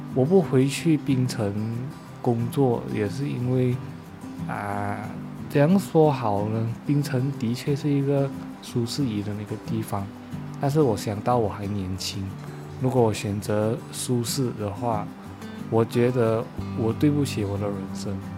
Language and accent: Chinese; northern Peninsular Malaysia, Malaysia; moved away as an adult; also born or lived in Penang; now in Kuala Lumpur, Malaysia; 我本身是来自北马的某个地方